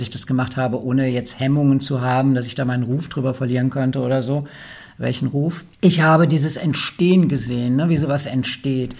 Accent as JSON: {"language": "German", "area": "Ruhr area", "region": "North Rhine-Westphalia", "country": "Germany", "said": "ich komme aus dem Ruppert"}